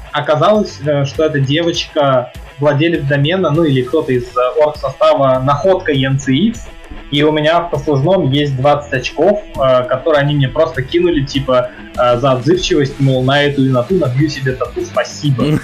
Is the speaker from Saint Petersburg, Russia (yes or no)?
yes; Saint Petersburg, Russia; я жил в Питере, я родился в Питере, жил в Питере